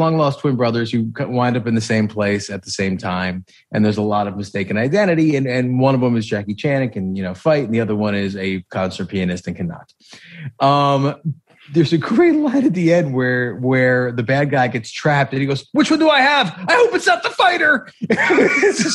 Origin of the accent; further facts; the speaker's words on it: New York, United States; being a New Yorker